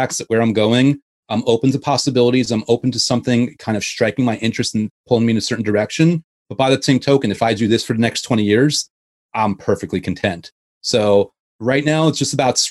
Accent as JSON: {"language": "English", "area": "Westchester", "region": "New York", "country": "United States", "tie": "born or raised there", "said": "I grew up in Westchester"}